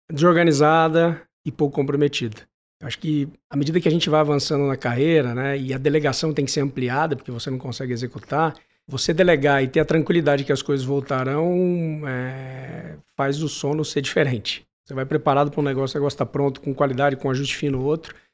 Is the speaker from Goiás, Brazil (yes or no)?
no; São José do Rio Preto, São Paulo, Brazil; Eu sou de Rio Preto, vem tomar um café comigo.